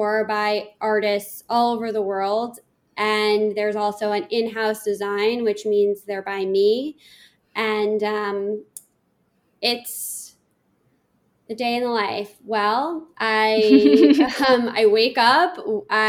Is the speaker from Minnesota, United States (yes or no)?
no; New York City, New York, United States; I grew up in Manhattan, and my mom put me in finger painting classes at the Met.